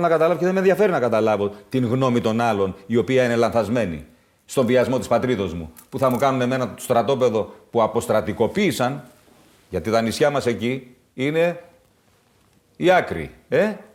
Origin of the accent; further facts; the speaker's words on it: Greece; στην πατρίδα μου